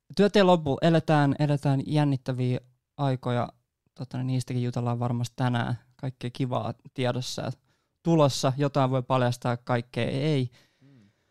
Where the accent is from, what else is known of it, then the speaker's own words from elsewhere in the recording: Nummela, Uusimaa, Finland; mä oon itsekin Nummelasta